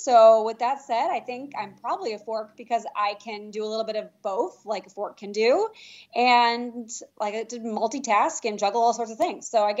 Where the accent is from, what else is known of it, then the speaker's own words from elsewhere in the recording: New York City, New York, United States; because I can be a little bit rigid because I'm from New York City.